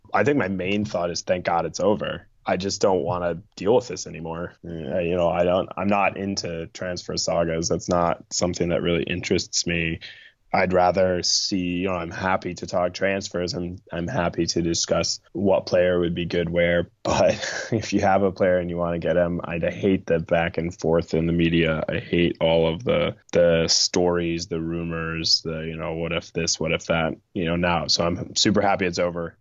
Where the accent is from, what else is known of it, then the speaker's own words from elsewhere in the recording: Midwest, United States; I grew up in the Midwest in the United States